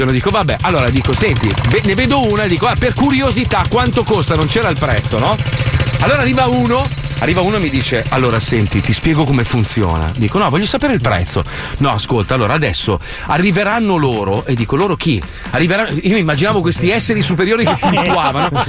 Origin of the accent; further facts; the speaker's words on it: United States; lei mi fa questo panino che io mangiavo da da piccolo quando sono cresciuto in America